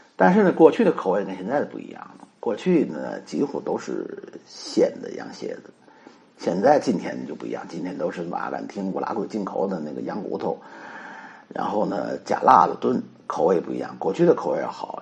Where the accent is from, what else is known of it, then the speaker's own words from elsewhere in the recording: Tianjin, China; 我们天津人